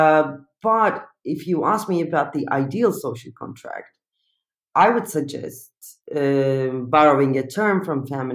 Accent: Turkey; English is a second language; moved away as an adult; I'm coming from Turkey

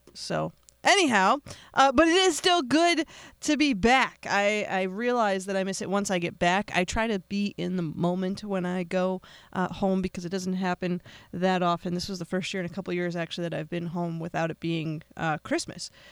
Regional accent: United States; I am an American

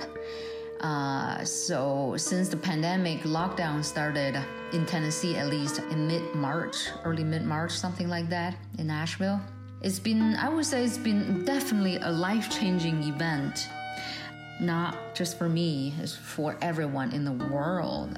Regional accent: China; now in United States; I'm originally from China

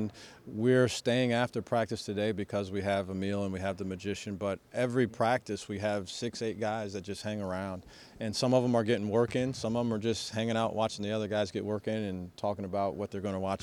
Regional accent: Ohio, United States; moved away; I'm from Ohio originally

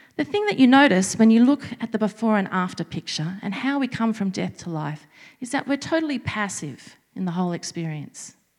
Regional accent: Sydney, New South Wales, Australia; moved away as an adult; I was born and bred in Sydney

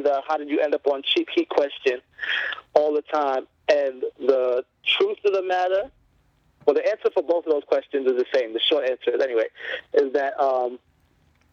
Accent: New York City, New York, United States; Harlem, USA, born and raised

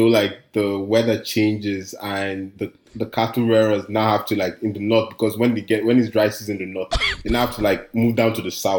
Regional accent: Abuja, Federal Capital Territory, Nigeria; now in Vancouver, Canada; Well, as an ABJ guy

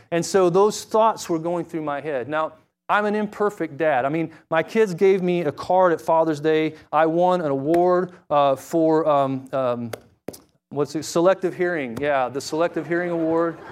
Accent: Springfield, Missouri, United States; I grew up in Springfield, Missouri

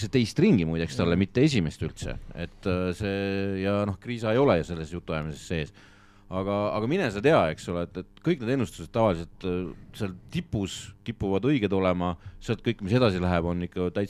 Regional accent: Estonia; me, me ikkagi oleme eestlased, me peame eestlastel nagu

